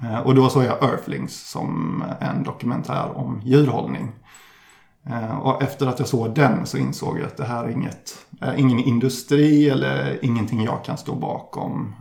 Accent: Ullared, Halland County, Sweden; jag kommer från landet, nere i Halland som jag tidigare nämnde, så strax utanför

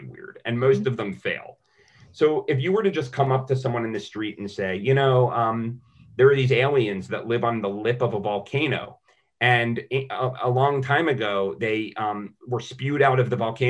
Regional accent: United States; we're American, especially as Americans

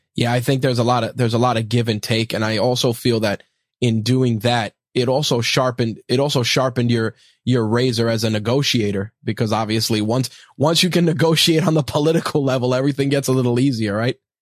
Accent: New York, United States; being a New Yorker

